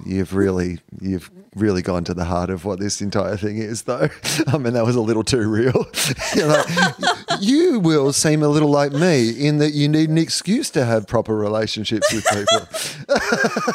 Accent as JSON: {"language": "English", "town": "Sale", "region": "Victoria", "country": "Australia", "tie": "born or raised there", "said": "I was born in the Gippsland Base Hospital of Sale. I, I went to s, high school in Sale"}